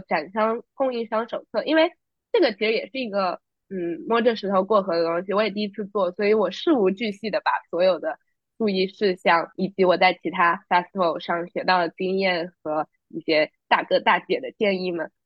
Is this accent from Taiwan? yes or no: no; China; moved away as an adult; now in New York, United States; 我作为一个真的土生土长的中国人，我在国内一直待到高中毕业才出来读书呢